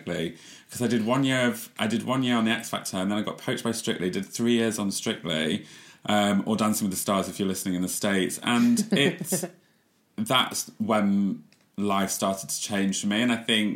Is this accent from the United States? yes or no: no; Leeds, Yorkshire and the Humber, United Kingdom; also born or lived in North Nottinghamshire; from Leeds